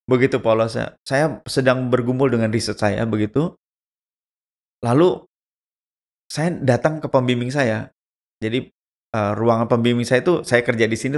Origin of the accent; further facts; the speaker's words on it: Java, Indonesia; saya orang Indonesia, udah gitu saya orang Jawa begitu.